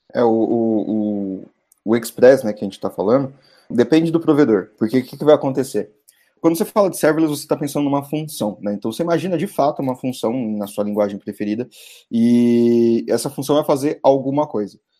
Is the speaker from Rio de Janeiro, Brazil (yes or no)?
no; ABC region, São Paulo, Brazil; eu sou do ABC, né, eu não sou de São Paulo, eu sou dos arredores de São Paulo